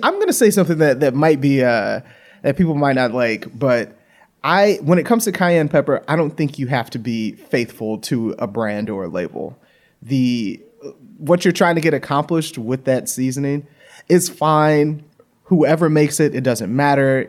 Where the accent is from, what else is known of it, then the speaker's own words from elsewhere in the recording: Louisiana, United States; moved away; I grew up in Louisiana